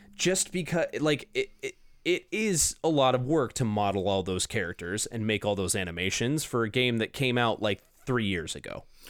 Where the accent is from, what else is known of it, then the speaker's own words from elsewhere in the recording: Orange County / Los Angeles, California, United States; L A and Orange County, which I'm like, that's my hometown